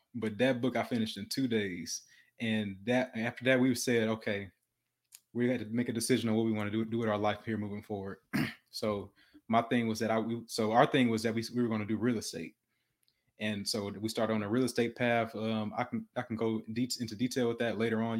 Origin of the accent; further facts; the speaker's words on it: Detroit, Michigan, United States; moved away; also born or lived in Houston, Texas; I was born in Detroit, Michigan